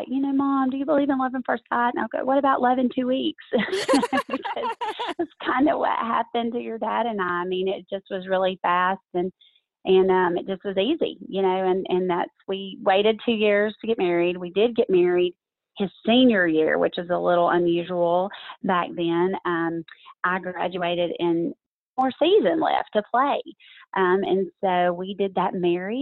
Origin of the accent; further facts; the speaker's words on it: Dalton, Georgia, United States; moved away as an adult; I was a Georgia girl, born and raised in Dalton, Georgia, little corner of the state close to Chattanooga, Tennessee